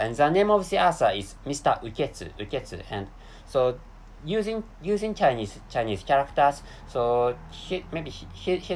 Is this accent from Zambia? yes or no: no; Japan; English is a second language; I live in an East Asian country, and the name of that country is Japan